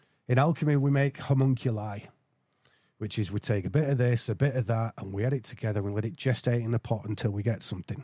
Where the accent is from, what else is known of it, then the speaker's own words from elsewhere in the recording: England, United Kingdom; I'm English